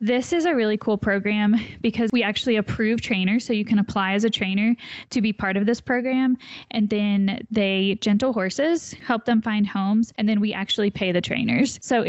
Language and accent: English; Indiana, United States; moved away; I am originally from Indiana.